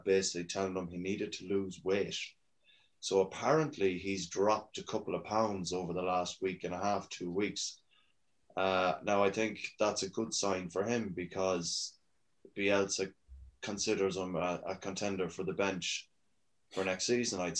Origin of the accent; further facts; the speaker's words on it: Ireland; I'm Irish